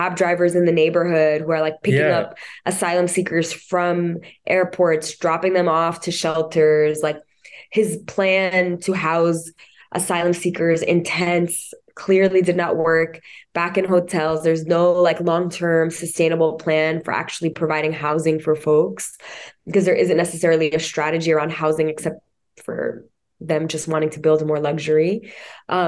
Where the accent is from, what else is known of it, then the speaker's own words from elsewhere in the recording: New York City, New York, United States; born and raised in Queens